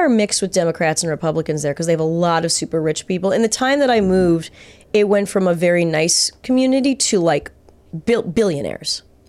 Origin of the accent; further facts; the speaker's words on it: Manhattan Beach, California, United States; I grew up 30 minutes south of here, Manhattan Beach.